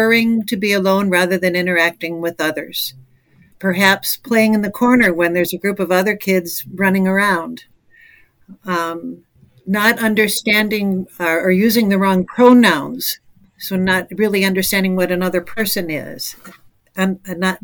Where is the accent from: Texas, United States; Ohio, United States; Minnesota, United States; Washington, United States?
Minnesota, United States; moved away; also born or lived in Chicago, Illinois; I moved from Minnesota, where I was growing up, to Chicago.